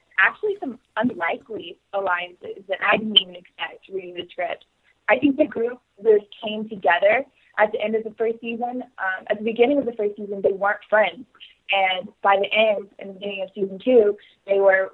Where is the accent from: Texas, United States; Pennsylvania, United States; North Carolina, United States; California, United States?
Texas, United States; I'm from Texas. So I actually grew up right next to, like, an equestrian center